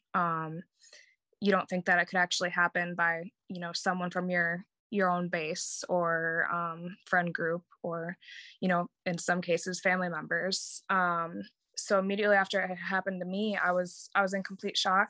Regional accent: Wisconsin, United States; moved away as an adult; now in Jacksonville, United States; I'd been raised, born and raised in Wisconsin

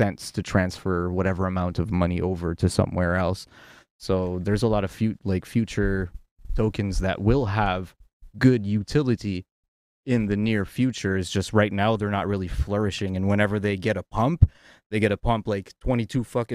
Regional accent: Ontario, Canada; I am a francophone from Ontario

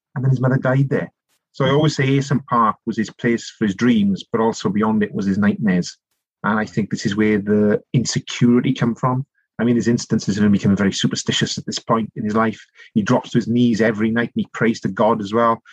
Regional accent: Rhondda Valleys, South Wales, United Kingdom; I grew up in a place called the Rhondda Valleys

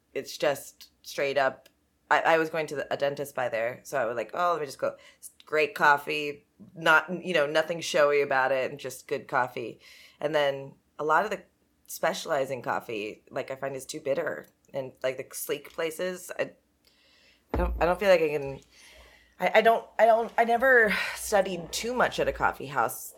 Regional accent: Los Angeles, California, United States; I was from the Valley

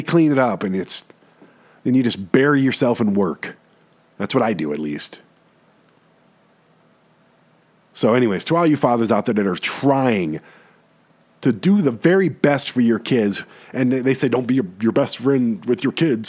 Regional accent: Detroit, Michigan, United States; now in Colorado Springs, United States; I'm from Detroit

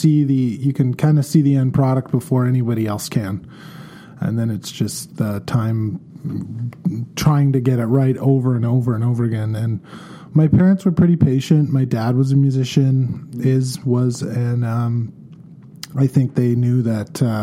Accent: Victoria, British Columbia, Canada; moved away as an adult; also born or lived in Vancouver; now in Kelowna, Canada; I was born and raised in Victoria, British Columbia, born in 1980

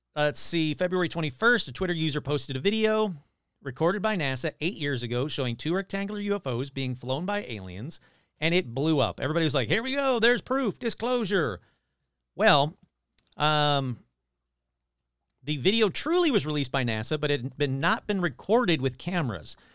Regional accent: Michigan, United States; my hometown of Michigan, my home state of Michigan

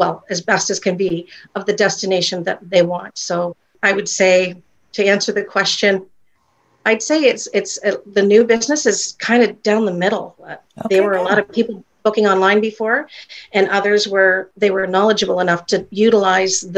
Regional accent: Canada; I have the bricks and mortar right here in my hometown, and it's in a quaint little upscale chic village

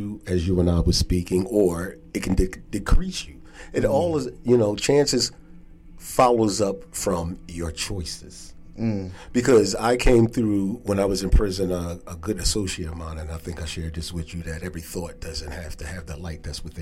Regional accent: Philadelphia, Pennsylvania, United States; originally from Philadelphia. Born and raised

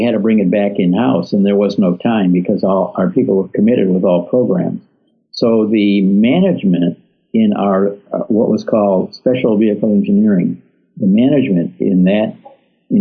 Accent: a small town outside of Detroit, Michigan, United States; I grew up in a small town outside of Detroit. I was born in Detroit, but my dad bought a farm out in a little town.

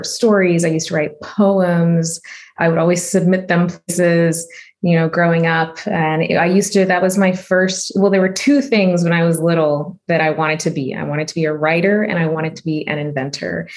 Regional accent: a small town in Oklahoma, United States; also born or lived in Chicago / India; growing up in a small town in the middle of the country as an Indian immigrant

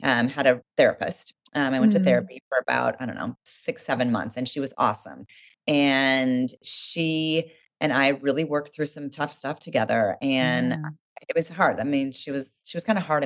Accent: Oregon, United States; I grew up in Oregon

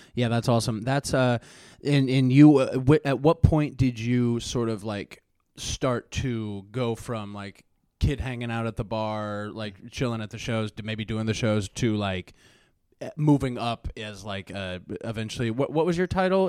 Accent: Springfield, Missouri, United States; moved away as an adult; also born or lived in Chicago; my hometown in Spring, in, like, the Springfield, Missouri area

